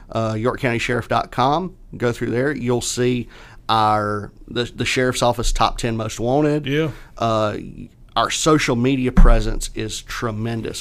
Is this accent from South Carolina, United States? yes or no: yes; Catawba / Leslie, near Rock Hill, South Carolina, United States; I'm a kid from Catawba Leslie. Yep. Um, you know, going to Rock Hill High